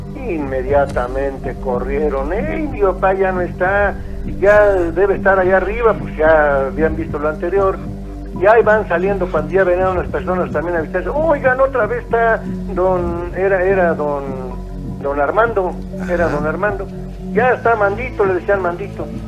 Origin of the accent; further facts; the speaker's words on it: Huichapan, Hidalgo, Mexico; nosotros somos del estado de Hidalgo. De allá, de, especialmente de cerca de Tula Hidalgo. Somos municipio de Huichapan